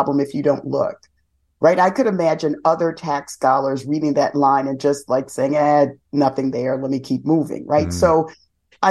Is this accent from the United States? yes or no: yes; New York City, New York, United States; I grew up in the South Bronx